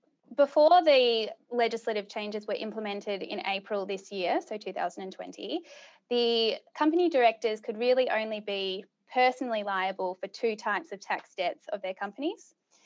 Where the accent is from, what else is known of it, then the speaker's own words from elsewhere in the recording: Subiaco, Western Australia, Australia; born there; Well, truth be told, so I was born in Subiaco. And all my family is originally from WA.